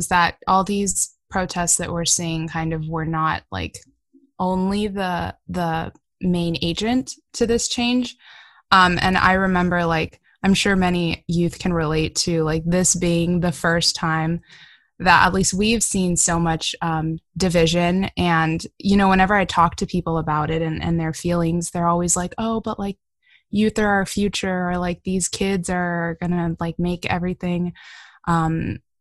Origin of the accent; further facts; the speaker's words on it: California, United States; We're all Californian, and so like, that's awesome. We're from California, but we're from different regions